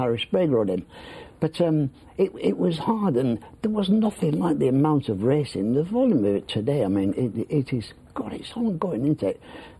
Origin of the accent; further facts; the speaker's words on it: Leeds, Yorkshire and the Humber, United Kingdom; also born or lived in Boston Spa; I was born in Leeds, and I hated the place. And there were 8 kids in our family.